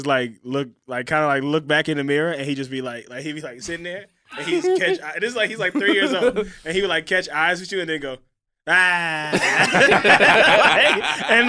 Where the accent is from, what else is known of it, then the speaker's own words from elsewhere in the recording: Los Angeles, California, United States; I grew up in Los Angeles